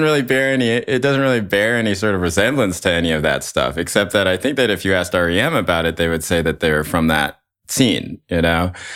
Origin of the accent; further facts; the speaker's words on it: Chapel Hill, North Carolina, United States; I grew up in Chapel Hill, North Carolina during the sort of indie rock explosion there